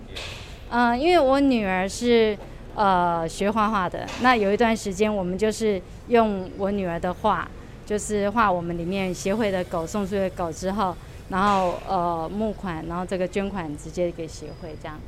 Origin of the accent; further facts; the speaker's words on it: Taiwan; 我们在台湾，其实也有一些比较老观念，说黑狗就是比较不吉利